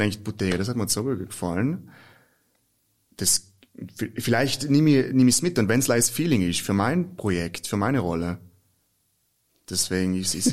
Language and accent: German; South Tyrol, Trentino-Alto Adige, Italy; also born or lived in Germany; bei uns in Südtirol